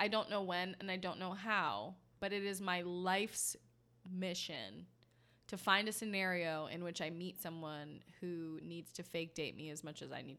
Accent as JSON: {"language": "English", "country": "United States", "said": "I'm American trash."}